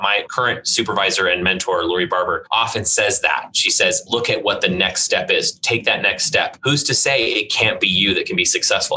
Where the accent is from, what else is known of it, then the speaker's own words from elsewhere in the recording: Tacoma, Washington, United States; also born or lived in Brussels, Belgium / Seattle; now in Idaho Falls, United States; I grew up in Tacoma and Seattle